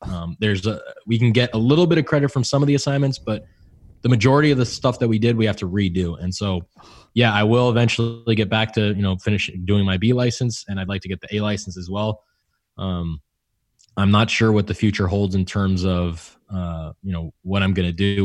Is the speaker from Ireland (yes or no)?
no; California, United States; moved away; also born or lived in Houston; I'm from California.